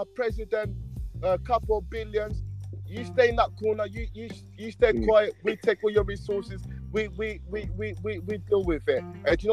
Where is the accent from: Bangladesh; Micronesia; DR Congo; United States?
DR Congo; now in United Kingdom; I'm from Congo, right? Just my country, right in the center of Africa, yeah? DRC